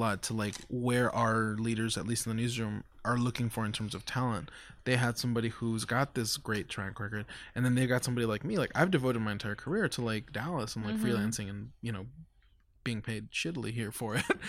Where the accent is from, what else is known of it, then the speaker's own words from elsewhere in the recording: Mexico; born there; I take the fact that I was born in Mexico, the fact that I struggle with identity, the fact that goes home with me.